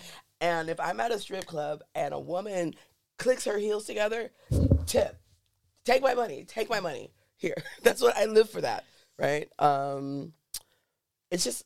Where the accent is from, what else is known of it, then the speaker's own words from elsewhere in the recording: Los Angeles, California, United States; moved away as an adult; now in Berlin, Germany; Well, I'm from California. I'm from